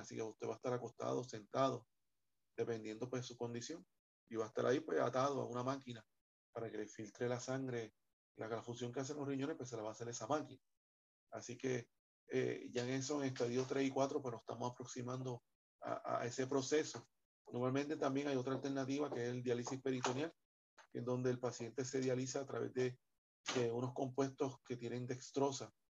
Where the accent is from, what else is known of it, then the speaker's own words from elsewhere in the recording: Puerto Rico; el puertorriqueño come mucho, mucha bichuela